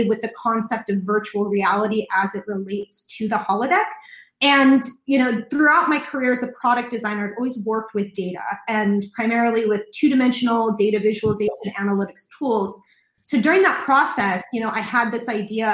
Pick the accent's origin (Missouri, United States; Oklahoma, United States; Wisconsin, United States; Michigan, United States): Missouri, United States; Kansas City; also born or lived in San Diego, California; I was born in San Diego, but I moved to the Midwest. My father graduated from UCSD Medical School and got a job in Kansas City. So I was moved to the Midwest when I was six